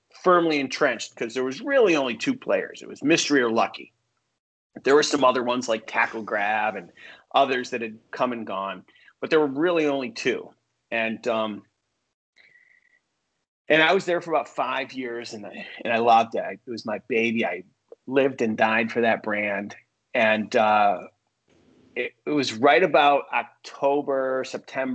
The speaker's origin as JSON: {"language": "English", "region": "upstate New York", "country": "United States", "tie": "born or raised there", "moved": "yes", "lives_now": "Los Angeles, United States", "said": "I grew up in New York, upstate New York"}